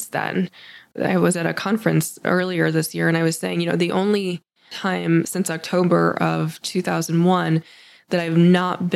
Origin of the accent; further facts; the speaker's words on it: Akron, Ohio, United States; I grew up in Akron. I came home to Akron